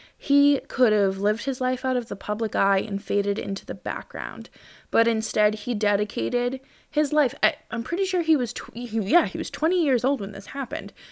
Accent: Massachusetts, United States; I grew up in Massachusetts

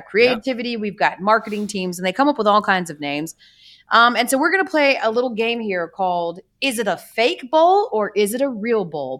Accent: Atlanta, Georgia, United States; I'm from Atlanta

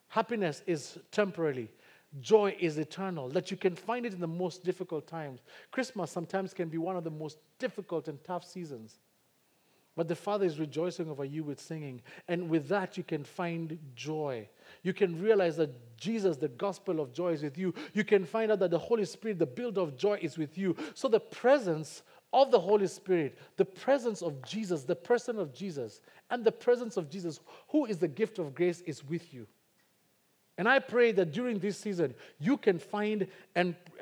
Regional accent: Kikuyu, Central Kenya, Kenya; first language Kikuyu; English is a second language; Kikuyu is my native tongue

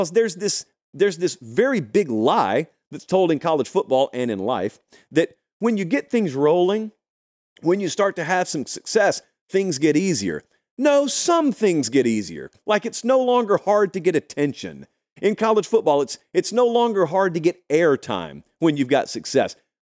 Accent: Georgia, United States; I grew up in Georgia. I know that state intimately.

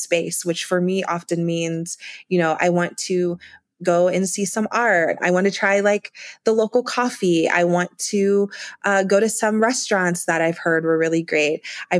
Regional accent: Ohio, United States; I'm from Ohio originally, and you know, going to Cleveland, I would have thought I was in New York City with the buildings and the people.

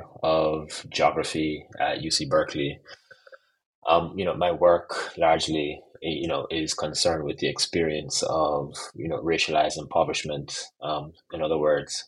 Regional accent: Jamaica; I'm also Jamaican

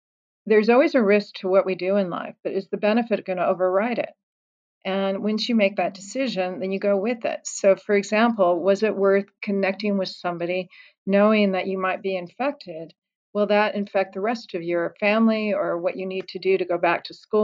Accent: Colorado, United States; moved away; my home state of Colorado

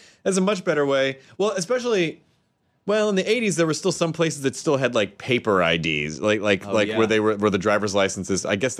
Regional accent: Santa Rosa, California, United States; I'm from Santa Rosa, California. I come in here all the time.

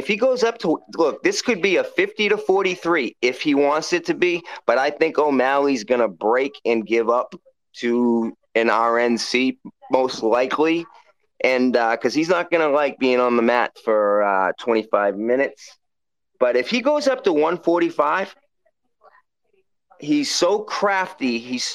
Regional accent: Waltham, Massachusetts, United States; I'm from Waltham

